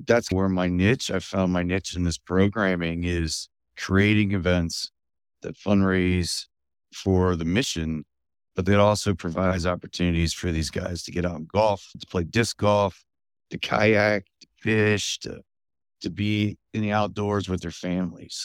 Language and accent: English; Fredericksburg, Virginia, United States; also born or lived in Culpeper; that led us to the Fredericksburg area, where I grew up